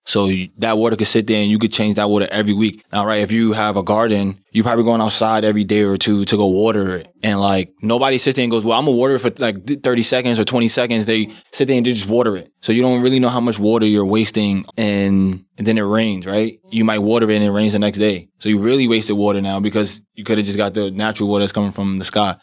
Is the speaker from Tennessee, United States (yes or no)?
no; New York City, New York, United States; I'm actually from Brooklyn, New York, and, um, born and raised, still live there